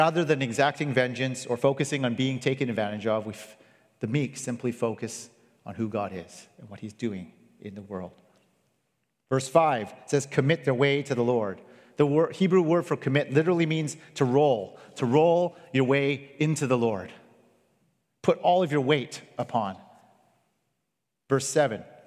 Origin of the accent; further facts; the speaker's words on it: Canada; I grew up in Canada